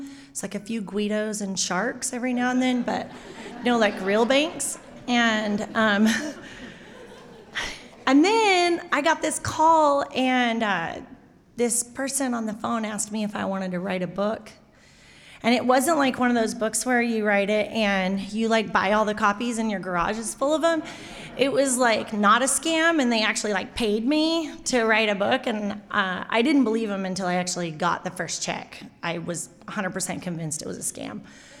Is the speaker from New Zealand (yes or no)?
yes; New Plymouth, Taranaki, New Zealand; So yeah, I am from New Plymouth. I live there with a whole pile of kids and my husband.